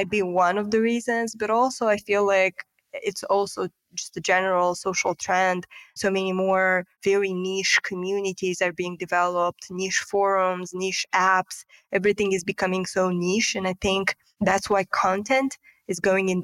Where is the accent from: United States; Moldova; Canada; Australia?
Moldova; moved away as an adult; now in Romania; I'm actually originally from Republic of Moldova, which is a neighboring yep. country of Romania